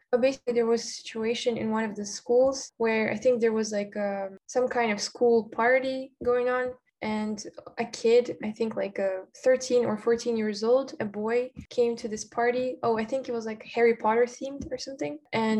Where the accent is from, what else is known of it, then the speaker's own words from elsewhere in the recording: Almaty, Kazakhstan; English is a second language; also born or lived in Astana; I was born in Astana, but then I was moving around my whole life. Mostly I lived in Almaty.